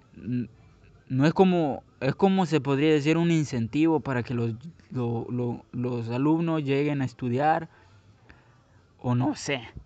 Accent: Guatemala City, Guatemala Department, Guatemala; moved away; Yo soy nací, crecí en Guatemala. Sí, soy de Guatemala, soy guatemalteco, soy chapín.

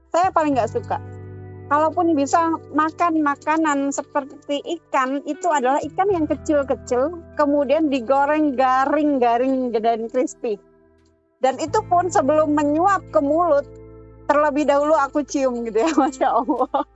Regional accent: Java, Indonesia; Seperti saya pribadi, saya aslinya orang Jawa gitu ya. Nah, kemudian menikah dengan orang Dayak

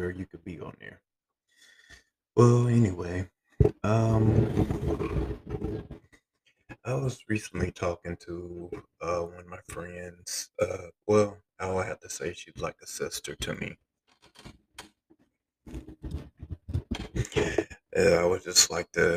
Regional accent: Flint, Michigan, United States; I'm from Flint

